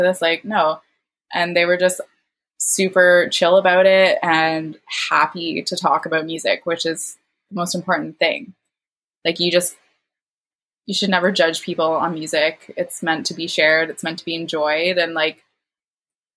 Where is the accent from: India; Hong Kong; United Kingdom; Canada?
Canada; Hamilton, Ontario; moved away; I'm from Hamilton originally